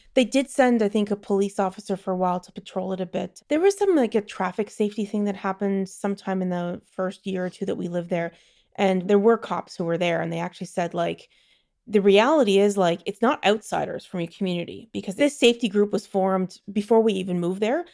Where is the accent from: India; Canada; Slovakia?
Canada; Toronto, Ontario; moved away as an adult; also born or lived in London / Belgium; now in Netherlands; I grew up in Toronto, and I grew up at, like, midtown Toronto